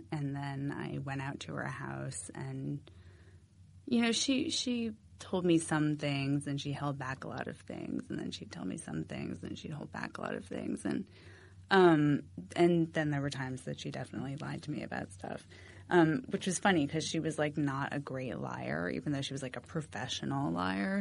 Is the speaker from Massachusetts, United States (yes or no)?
yes; Massachusetts, United States; moved away as an adult; also born or lived in Philadelphia; I'm from Massachusetts. Um, I went to school in Philadelphia